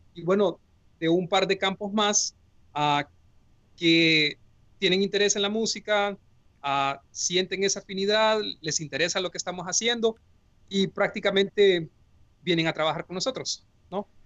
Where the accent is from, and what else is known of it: Honduras; moved away as an adult; also born or lived in Tübingen, Germany / Bonn, Germany